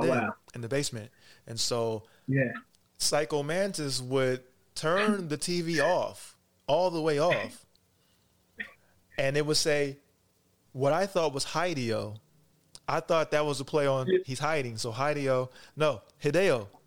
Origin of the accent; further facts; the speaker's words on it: Kentucky, United States; also born or lived in Cincinnati, Ohio; So I was born in Cincinnati and then I was raised right across the river. So I was raised in Kentucky.